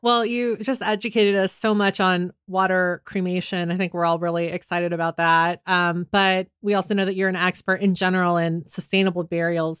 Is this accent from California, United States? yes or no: yes; San Francisco, California, United States; I'm from San Francisco